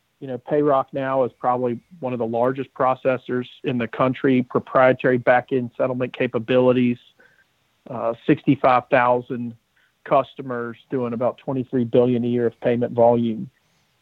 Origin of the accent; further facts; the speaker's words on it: Birmingham, Alabama, United States; So I grew up in Birmingham, went to the University of Alabama